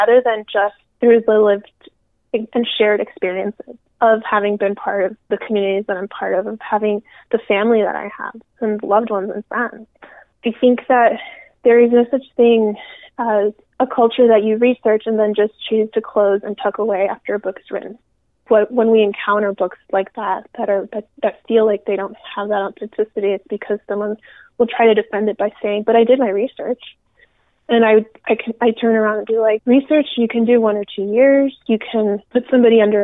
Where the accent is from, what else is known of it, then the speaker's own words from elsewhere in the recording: United States; also born or lived in Peru / Miami, Florida / Rio Grande Valley, Texas; I grew up in Miami and then the Rio Grande Valley